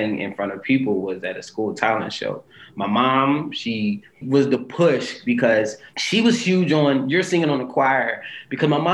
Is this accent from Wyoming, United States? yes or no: no; Philadelphia, Pennsylvania, United States; Grew up in West Philadelphia